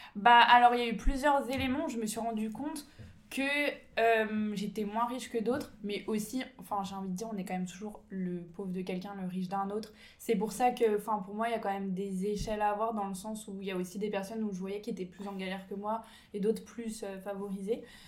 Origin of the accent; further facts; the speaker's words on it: Ain department, 30 minutes from Lyon, Auvergne-Rhône-Alpes, France; je suis née en campagne, euh, dans le département de l'Ain, on va dire, à 30 minutes de Lyon